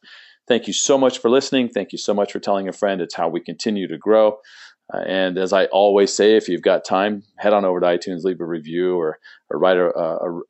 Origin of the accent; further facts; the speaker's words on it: San Diego, California, United States; moved away; I grew up in San Diego, so for 40 years I was a native San Diegan